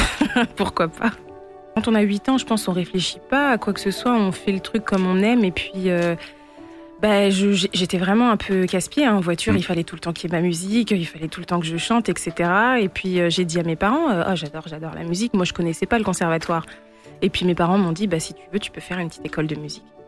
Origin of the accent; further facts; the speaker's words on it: Reims, Grand Est, France; also born or lived in Benin / Togo; Je suis née euh, à Reims. J'ai fait mes études à Reims et puis je vis à Reims